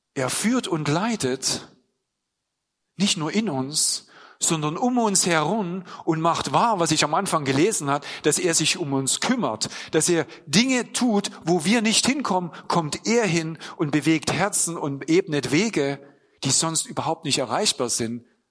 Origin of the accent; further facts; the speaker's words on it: Germany; ich bin in der DDR eben groß geworden